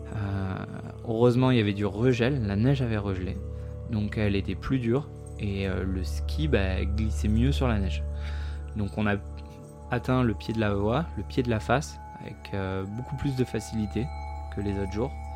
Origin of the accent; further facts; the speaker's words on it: Provence-Alpes-Côte d'Azur, France; moved away as an adult; now in Chamonix, France; je suis originaire euh, des Alpes-Maritimes